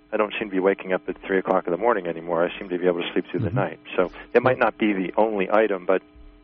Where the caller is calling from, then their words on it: New York, United States; from New York.